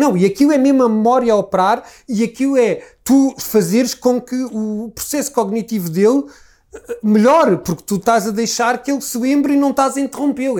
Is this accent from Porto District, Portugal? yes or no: no; Lisbon, Portugal; accent: Lisbon; eu sou Lisboeta, eu digo telefone, e digo reunião, e digo todas essas pequenas particularidades que fazem de mim Lisboeta